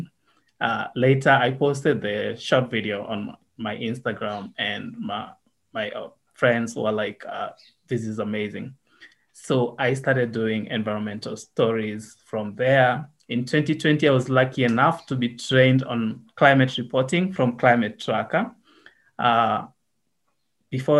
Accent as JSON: {"language": "English", "region": "Nairobi", "country": "Kenya", "tie": "born or raised there", "also_born_or_lived": "Kenya-Uganda border countryside / Nakuru", "said": "I was born in Nairobi, spent a lot of my childhood here in Nairobi, but then went to the countryside on the border of Kenya and Uganda"}